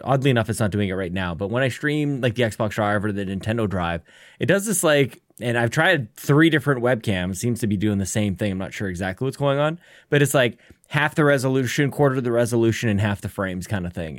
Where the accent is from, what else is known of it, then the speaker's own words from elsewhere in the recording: Canada; being Canadian